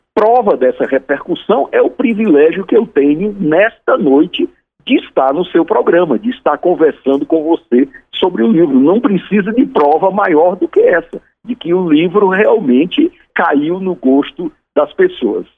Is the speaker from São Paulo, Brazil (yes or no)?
no; Fortaleza, Ceará, Brazil; moved away as an adult; also born or lived in Teresina; now in Brasília, Brazil; Eu nasci em Fortaleza, aí trabalhei como jornalista, como professor, até 1987, quando saí da minha cidade e fui para Teresina